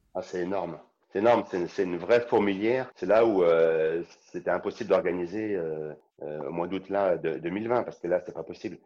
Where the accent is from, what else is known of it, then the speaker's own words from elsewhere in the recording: Saint-Étienne, Auvergne-Rhône-Alpes, France; Je suis stéphanois